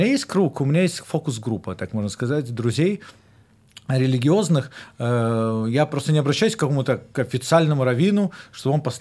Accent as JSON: {"language": "Russian", "country": "Belarus", "said": "даже это я сам с Беларуси"}